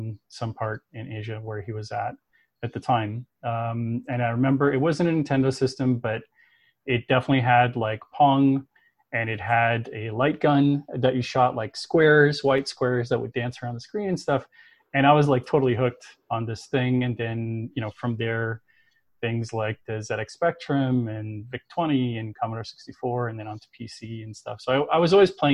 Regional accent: Toronto, Ontario, Canada; I was growing up in Toronto, in Canada.

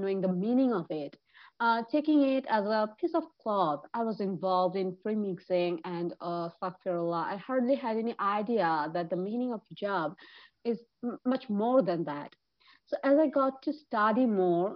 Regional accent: Dhaka, Dhaka Division, Bangladesh; I am from Dhaka, Bangladesh

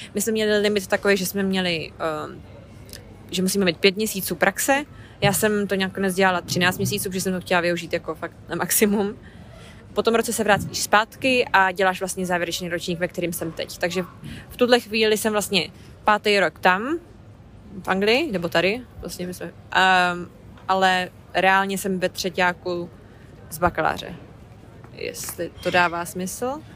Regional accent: Hradec Králové, Hradec Králové Region, Czechia; moved away as an adult; now in London, United Kingdom; Jsem původně z Hradce Králové, ale už pátým rokem žiju tak na půl v Londýně

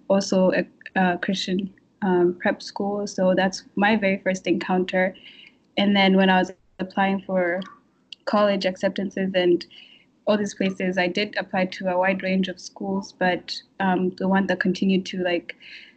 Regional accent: Kigali, Rwanda; moved away as an adult; now in Massachusetts, United States; I am from Rwanda, Kigali

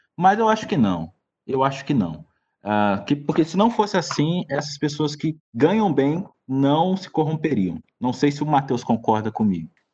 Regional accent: Brazil; nós somos brasileiros

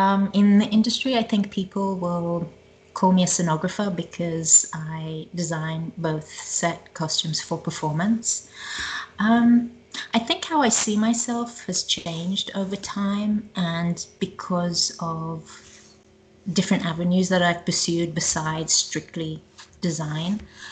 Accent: Israel; also born or lived in South Africa; now in United States; Personally, I was born in South Africa, grew up in Israel, traveled to England, came home, traveled to Australia, came home, traveled to America

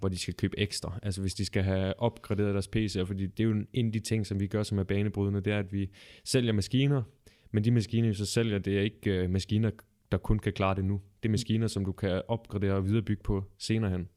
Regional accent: Ølgod, Southern Denmark, Denmark; Jeg kommer oprindeligt fra Ølgod

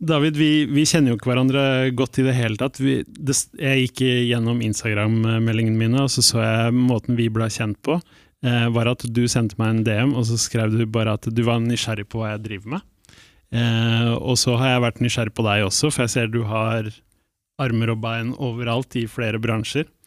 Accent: Palestine; Eh, som palestiner så står han selvfølgelig mitt hjerte nær med det han la ut

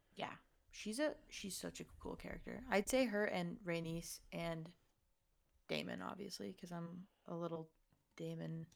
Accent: Toronto, Ontario, Canada; I'm from Toronto

